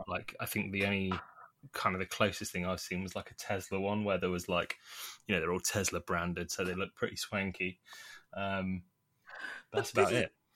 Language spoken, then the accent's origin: English; Nottingham, East Midlands, United Kingdom; now in London, United Kingdom; I grew up originally in Nottingham